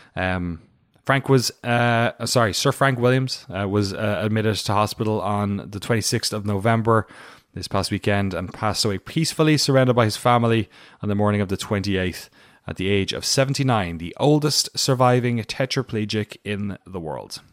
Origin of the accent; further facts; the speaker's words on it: Waterford, Munster, Ireland; moved away as an adult; now in United States; I'm from Waterford, which is like a boring version uh, of all those places